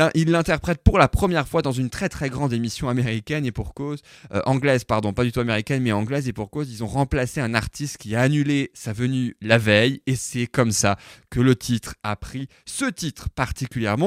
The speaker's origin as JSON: {"language": "French", "country": "France", "said": "chez nous, en France"}